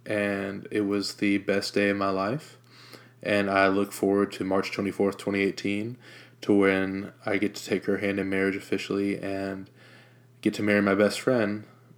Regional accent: Jacksonville, Florida, United States; also born or lived in Norfolk, Virginia; I was born in Norfolk, Virginia on August 27th, 1994. When I was born, it was just my mom, my dad, and myself. A few months after I was born, we moved to Jacksonville, Florida, where my dad got relocated

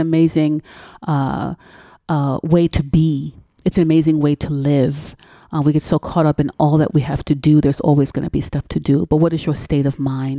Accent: New York City, New York, United States; moved away; growing up the way I grew up in New York City

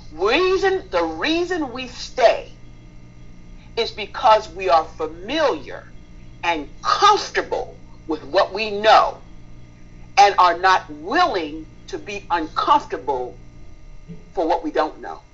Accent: Spring Valley, New York, United States; moved away as an adult; now in Hampton, United States; I am originally from New York State, a little small town called Spring Valley, 45 minutes northwest of New York City, Manhattan

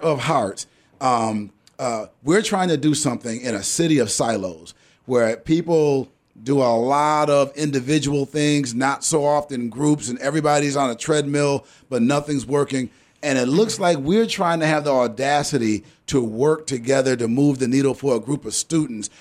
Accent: Rochester, New York, United States; I can remember going to school here in Rochester. I graduated from Franklin, Ben Franklin

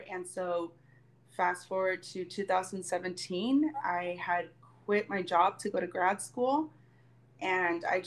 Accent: Long Beach, California, United States; moved away as an adult; also born or lived in Mexico City, Mexico; now in Mexico; I was born in Mexico City, raised in Long Beach, California, and now I'm back here

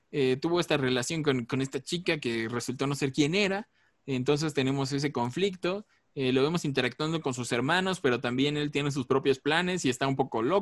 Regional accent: Mexico; somos mexicanos

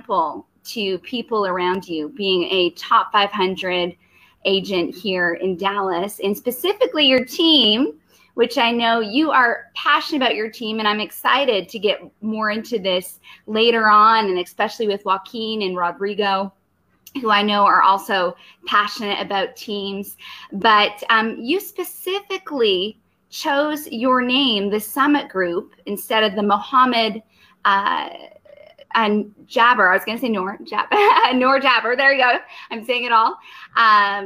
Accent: Canada; now in United States; I'm originally from Canada.

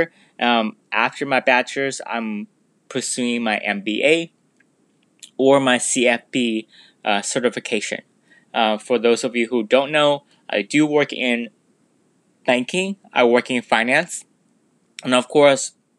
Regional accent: San Diego, California, United States; I grew up here in San Diego

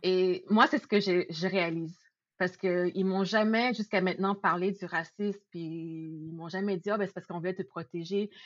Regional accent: Laval, Quebec, Canada; also born or lived in Montréal-Nord, Montreal; j'ai grandi euh, plus à Laval, dans le secteur de Saint-François

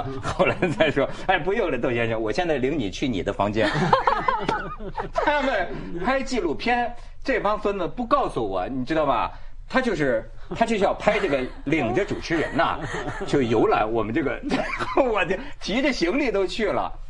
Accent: Hebei, China; 这香港人跟我们河北人不太一样

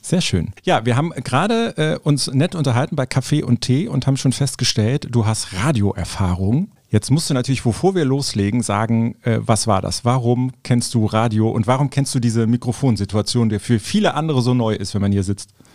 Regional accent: Cologne, North Rhine-Westphalia, Germany; Ich bin Kölner

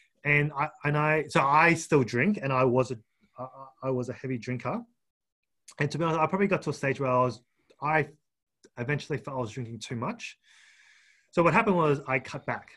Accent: Gold Coast, Queensland, Australia; moved away as an adult; now in Canberra, Australia; So I'm originally from the Gold Coast. So I grew up there, did my primary high school, did my university

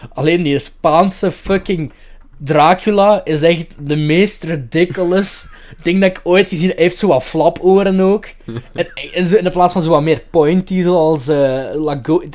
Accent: Limburg, Flanders, Belgium; ik ben van Limburg

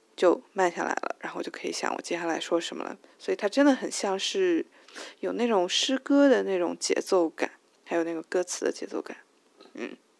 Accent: China; English is a second language; ever since I went back to China, I was worried that uh, my English level could be uh, slow down

